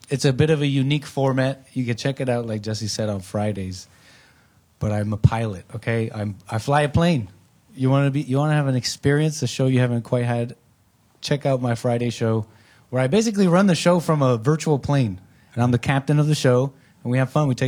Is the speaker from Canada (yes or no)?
yes; Canada; also born or lived in United States; so I grew up in Canada. I'm an anchor baby in Canada.